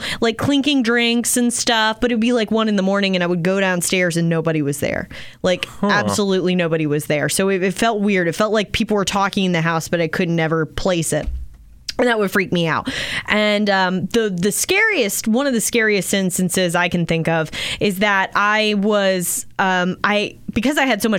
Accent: Maryland, United States; growing up in Maryland

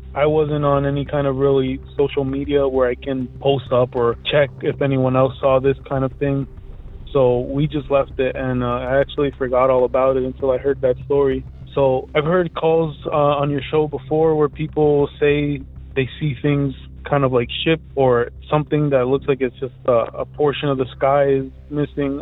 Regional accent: Elizabeth, New Jersey, United States; I'm from Elizabeth, New Jersey.

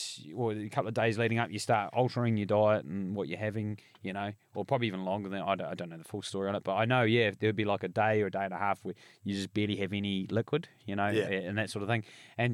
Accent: Bluff, Southland, New Zealand; growing up in Bluff was the same.

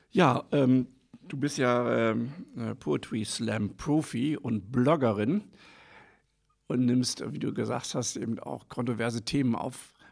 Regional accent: Northern Germany, Germany; Ich komme ja ursprünglich aus Norddeutschland, da von der, in der Nähe der niederländischen Grenze.

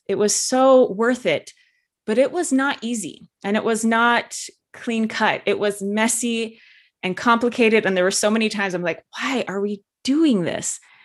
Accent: Utah, United States; I grew up in Utah, which is very, there's a lot of Orthodox, uh, religious people here

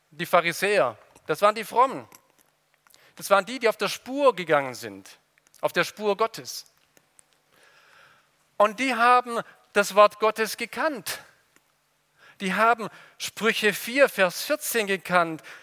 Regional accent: Ludwigsburg, Baden-Württemberg, Germany; Ich komme aus Ludwigsburg, vielleicht war der auch schon mal in dem Märchengarten.

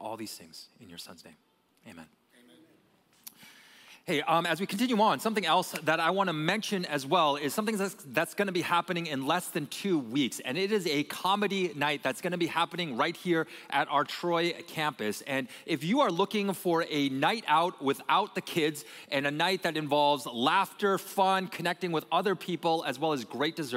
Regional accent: Canada; now in United States; I was born and I was raised in Canada

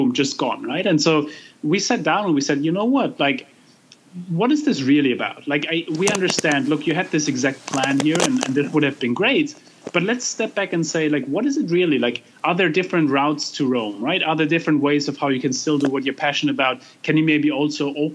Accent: Germany; I grew up in Germany.

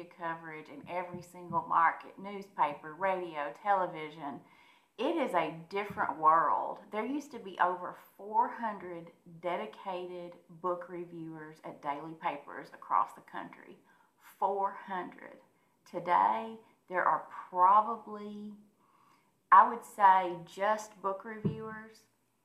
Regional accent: Munfordville, Kentucky, United States; now in Nashville, United States; I grew up in Mumfordville, Kentucky

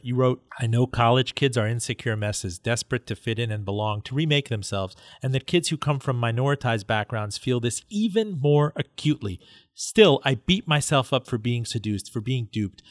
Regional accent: Miami, Florida, United States; born or raised there

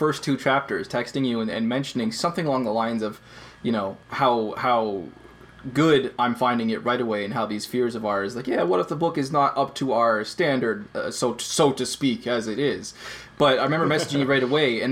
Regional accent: Canada; I'm Canadian

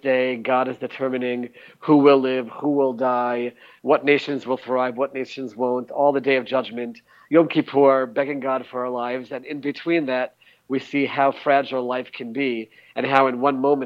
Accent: Maryland, United States; now in Israel; I'm from Maryland

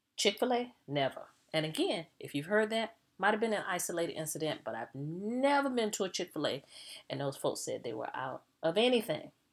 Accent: the South, United States; I'm a Southerner.

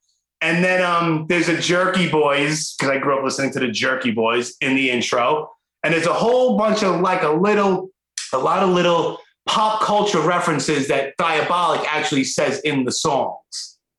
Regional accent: New York City, New York, United States; I guess it's my age, born and raised in Brooklyn.

